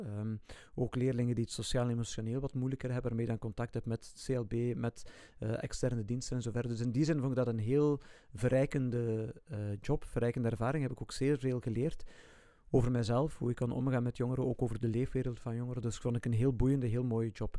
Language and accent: Dutch; Ghent, Flanders, Belgium; moved away as an adult; also born or lived in Zwijnaarde / Hechtel / Heverlee; ik ben eh, geboren in Gent. Ik ben opgegroeid in Baarle. Baarle bij Drongen. Drongen is een ja, deelgemeente van Gent.